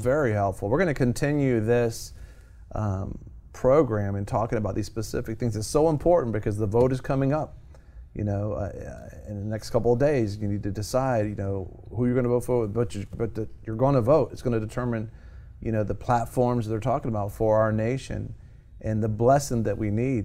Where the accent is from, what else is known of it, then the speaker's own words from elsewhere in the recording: United States; born in America